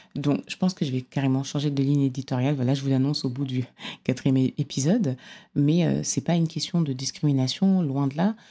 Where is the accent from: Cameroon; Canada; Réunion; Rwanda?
Cameroon; je suis originaire du Cameroun